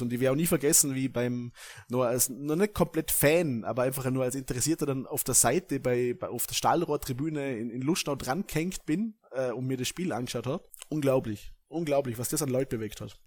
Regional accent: Vorarlberg, Austria; als Vorarlberger

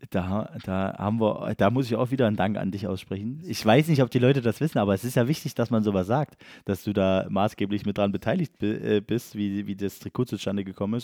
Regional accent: Elsterberg, Saxony, Germany; das ist ja auch mein Heimatort tatsächlich

